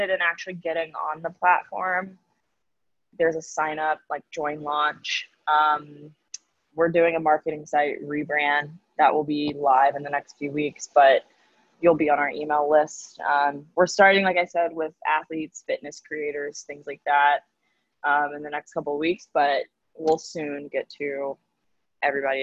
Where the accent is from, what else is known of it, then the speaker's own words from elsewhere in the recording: the South, United States; moved away as an adult; now in New York, United States; I'm a Southerner